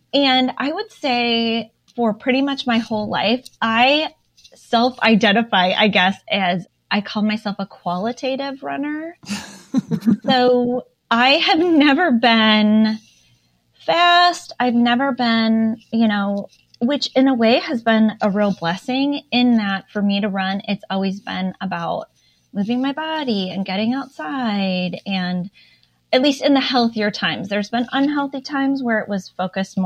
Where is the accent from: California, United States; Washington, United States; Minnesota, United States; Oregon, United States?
Minnesota, United States; now in Indiana, United States; I feel like I'm from Minnesota